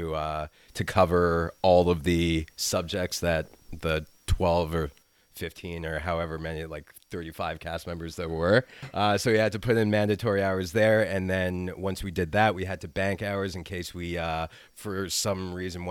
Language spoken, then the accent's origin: English; Toronto, Ontario, Canada; I grew up mostly in Toronto and then north of the city in my more formidable years.